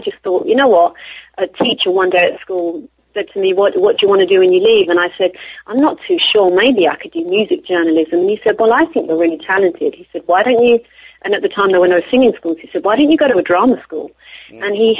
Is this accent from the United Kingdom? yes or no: yes; England, United Kingdom; I'm from England. I don't know what to say, you know. Born to Sicilian Irish parents.